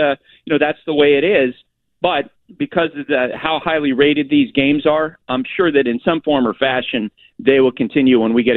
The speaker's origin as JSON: {"language": "English", "region": "New England", "country": "United States", "tie": "born or raised there", "said": "you know, I just think about growing up in New England all the, for 43 years"}